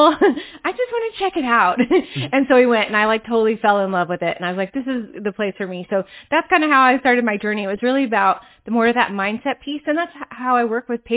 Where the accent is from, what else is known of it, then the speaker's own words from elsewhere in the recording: Atlanta, Georgia, United States; also born or lived in California / New York City / Seattle; now in North Carolina, United States; I grew up in Atlanta in the South